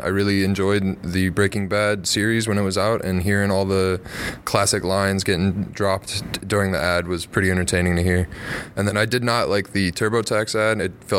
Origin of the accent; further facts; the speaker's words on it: Wilmington, Illinois, United States; from Wilmington, Illinois.